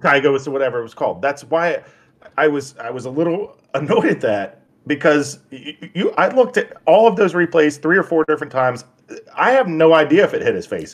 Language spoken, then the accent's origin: English; United States; we're American